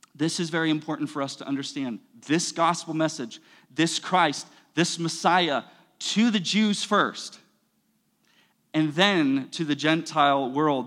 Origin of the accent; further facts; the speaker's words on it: United States; we're American